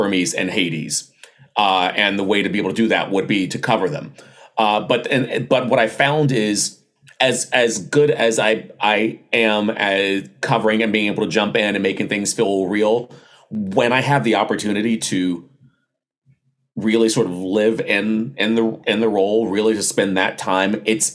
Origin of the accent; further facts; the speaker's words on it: the South, United States; I was raised in the South